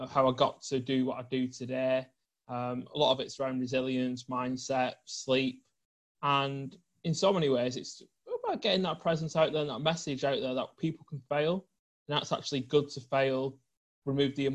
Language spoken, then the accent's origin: English; the north of England, United Kingdom; I grew up in the north of England